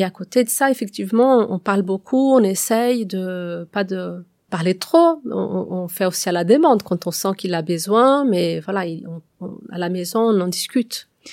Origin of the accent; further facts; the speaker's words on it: Brazil; moved away; je suis brésilienne